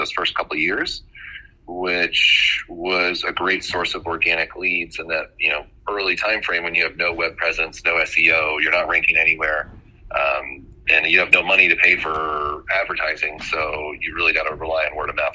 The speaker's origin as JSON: {"language": "English", "town": "Bethesda", "region": "Maryland", "country": "United States", "tie": "born or raised there", "said": "I grew up right outside of Washington D.C. in Bethesda, Maryland"}